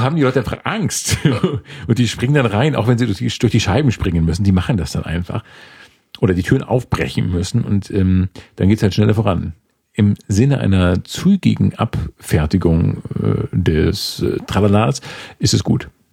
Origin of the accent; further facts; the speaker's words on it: Schleswig-Holstein, Germany; moved away; ich komme aus Schleswig-Holstein.